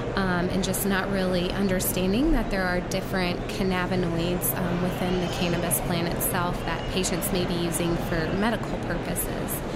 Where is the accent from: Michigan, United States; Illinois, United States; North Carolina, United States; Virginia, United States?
North Carolina, United States; moved away as an adult; now in Colorado, United States; I'm originally from North Carolina, um, born and raised there, went to pharmacy school there, and then moved to Colorado for residency